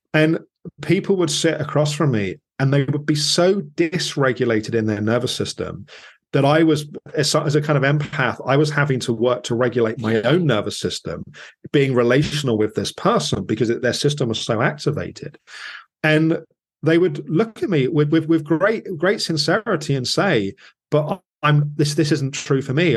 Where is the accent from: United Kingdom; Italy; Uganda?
United Kingdom; England; as an English person